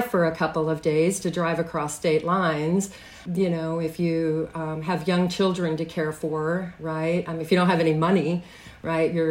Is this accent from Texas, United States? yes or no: yes; Odessa, Texas, United States; now in Chicago, United States; my street address where I grew up in Odessa.